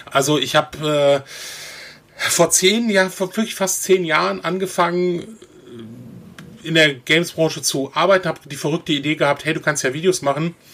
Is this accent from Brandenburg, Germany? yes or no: no; North Rhine-Westphalia, Germany; Also ich komme eigentlich aus NRW